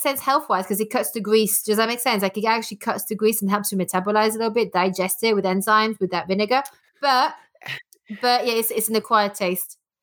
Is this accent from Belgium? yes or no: yes; Belgium; first language French; English is a second language; moved away as an adult; also born or lived in Denmark / France / New York; now in England, United Kingdom; I was born in Belgium, uh, born and bred there, and I left when I was eighteen